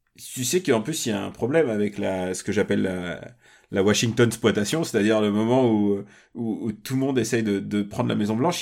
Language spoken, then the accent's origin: French; Russia; je suis russe